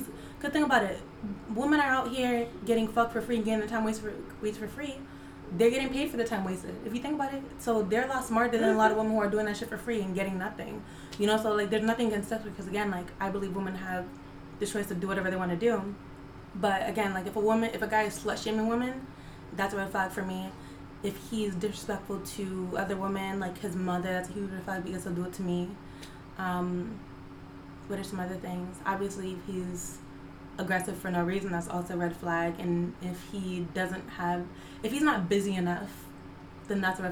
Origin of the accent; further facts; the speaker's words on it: Connecticut, United States; also born or lived in Jamaica; I am from Connecticut, so I'm from the East Coast.